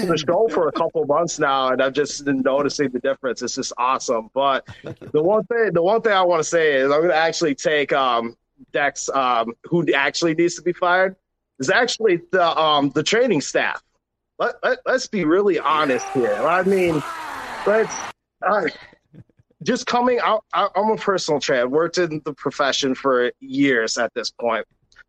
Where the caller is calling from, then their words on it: Eden Prairie, Minnesota, United States; Calls from Eden Prairie.